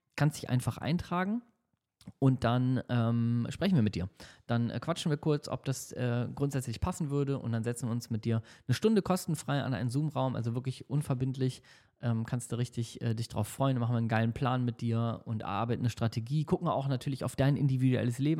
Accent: Hamburg, Germany; now in Düsseldorf, Germany; in Hamburg ist in meiner Heimatstadt

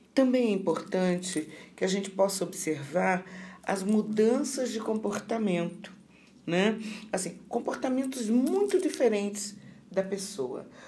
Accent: Rio de Janeiro, Brazil; moved away as an adult; also born or lived in Santa Maria, Rio Grande do Sul; now in Sergipe, Brazil; eu sou carioca da gema, né? Nasci no Rio de Janeiro, me formei no Rio de Janeiro

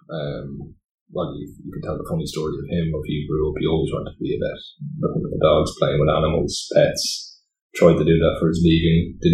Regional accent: Greystones, County Wicklow, Ireland; I grew up actually in Greystones, so born into Greystones, born into Applewood Heights, up the road. Mum was actually originally from Greystones.

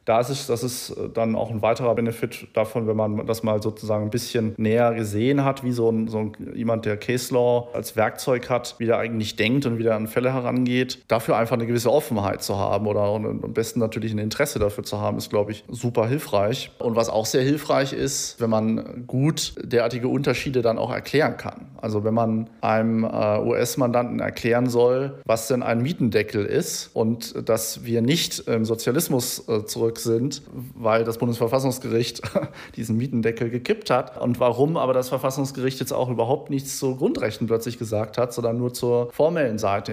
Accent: Germany; als Deutscher, der halt irgendwie so da durch die Bildungseinrichtungen ge gelaufen ist

